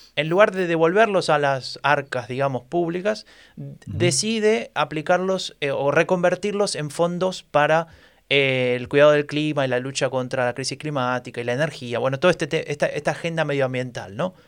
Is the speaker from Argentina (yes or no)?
yes; Argentina; now in Germany; como buen argentino, que se precie